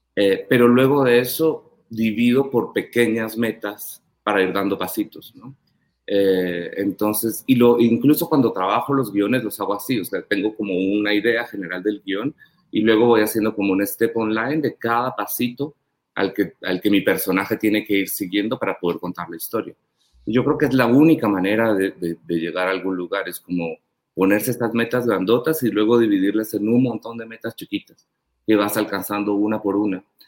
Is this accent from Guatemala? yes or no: yes; Panajachel, Sololá, Guatemala; yo crecí en Pana